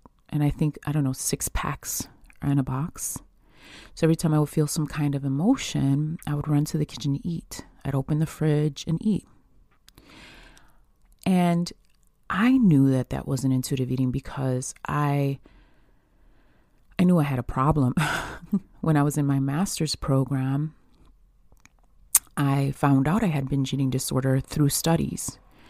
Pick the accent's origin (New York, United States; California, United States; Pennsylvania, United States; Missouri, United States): New York, United States; Buffalo; I'm from Buffalo, New York, and it's natural for me.